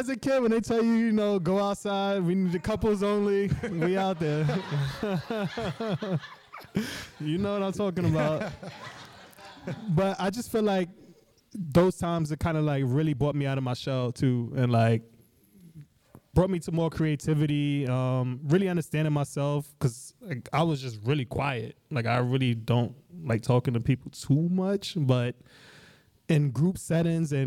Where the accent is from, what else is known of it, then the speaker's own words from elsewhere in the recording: New York City, New York, United States; I grew up in Crown Heights, and literally right around the corner from where I grew up was Empire Roller Skating Rink